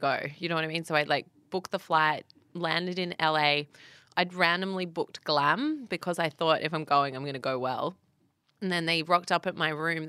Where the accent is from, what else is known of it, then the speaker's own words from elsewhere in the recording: Australia; from Australia